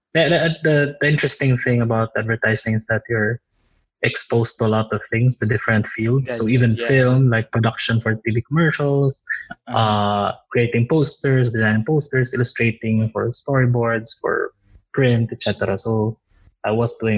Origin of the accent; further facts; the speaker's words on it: Tacloban, Eastern Visayas, Philippines; moved away as an adult; I'm from Tacloban City. I grew up there. I had my preschool, grade school, high school in Tacloban City